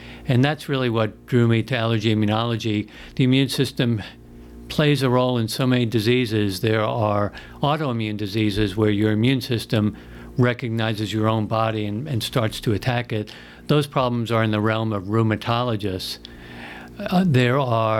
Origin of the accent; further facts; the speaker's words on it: Long Island, New York, United States; moved away as an adult; also born or lived in Chapel Hill, North Carolina / Houston, Texas / Tennessee; I grew up on Long Island up in New York